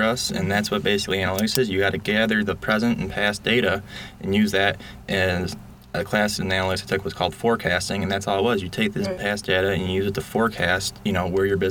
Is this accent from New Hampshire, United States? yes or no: no; Syracuse, New York, United States; I was born and raised in Syracuse